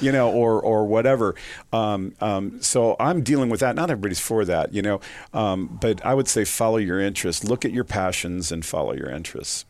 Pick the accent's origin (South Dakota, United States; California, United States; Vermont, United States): South Dakota, United States; Sioux Falls; also born or lived in Vermillion, South Dakota; I was born and raised in Sioux Falls, South Dakota